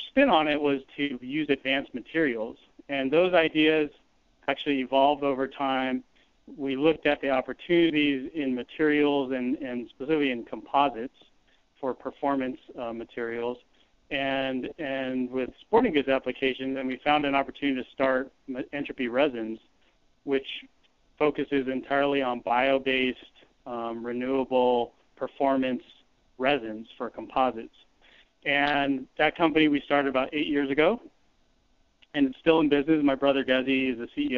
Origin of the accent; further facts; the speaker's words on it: Silicon Valley, California, United States; we grew up here in California in, you know, the Silicon Valley.